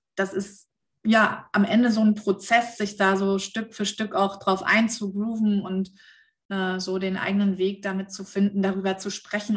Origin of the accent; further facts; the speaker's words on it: Germany; bei uns in Deutschland